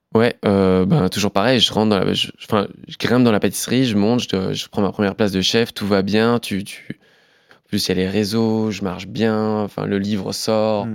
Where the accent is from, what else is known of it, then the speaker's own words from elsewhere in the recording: Forbach, Grand Est, France; now in Paris, France; Je suis originaire de Forbach